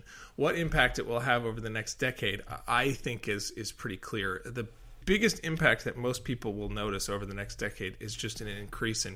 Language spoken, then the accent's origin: English; Colorado, United States; moved away; I come originally from Colorado, and Colorado is in the Western US, is a very, I would say, a place with a lot of water scarcity and history of conflict around water, splitting between urban and agricultural use. And water's always been something that I've been interested in because I grew up there